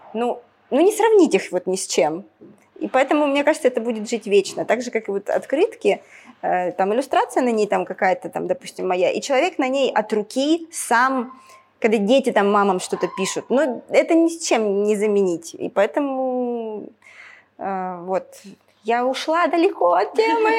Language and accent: Russian; Ukraine; moved away as an adult; я с Украины, когда переехала, в Украине я когда жила